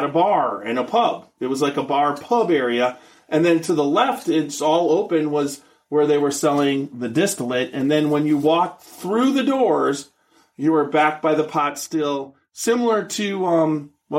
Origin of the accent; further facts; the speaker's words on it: Wisconsin, United States; moved away; I'm from Wisconsin